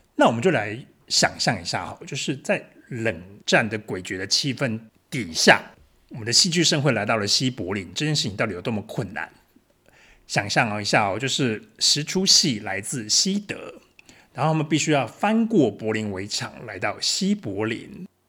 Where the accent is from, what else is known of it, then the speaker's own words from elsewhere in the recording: Yongjing, Changhua County, Taiwan; now in Berlin, Germany; 我是一位作家，来自彰化县永靖乡